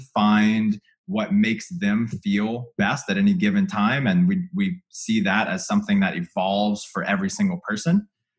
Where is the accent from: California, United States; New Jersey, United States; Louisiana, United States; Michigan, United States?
Louisiana, United States; moved away; I come from Louisiana where there's not a keto thing for 500 miles